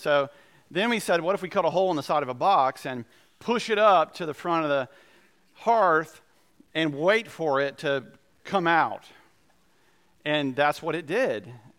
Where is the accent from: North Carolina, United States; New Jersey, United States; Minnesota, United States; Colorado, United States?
North Carolina, United States; Goldsboro; I grew up in Goldsboro for a couple of years, and they have these creatures in Goldsboro called flying squirrels, and in eastern North Carolina